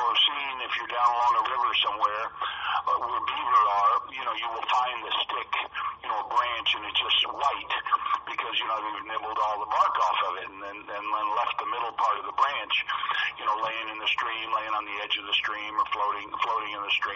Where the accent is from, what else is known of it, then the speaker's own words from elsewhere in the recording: Arkansas, United States; we always were around animals growing up in Arkansas